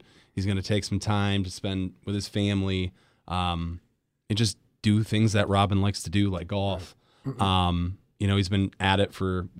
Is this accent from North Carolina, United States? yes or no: no; Grand Rapids, Michigan, United States; I grew up in Grand Rapids.